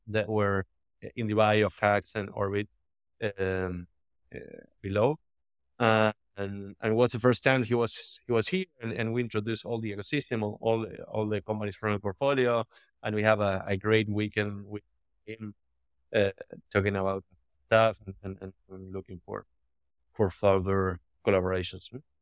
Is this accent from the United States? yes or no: no; Argentina; I'm from Argentina